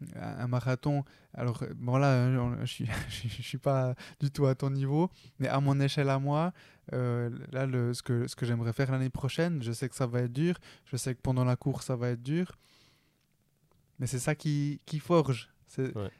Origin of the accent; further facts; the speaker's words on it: Switzerland; je suis né en Suisse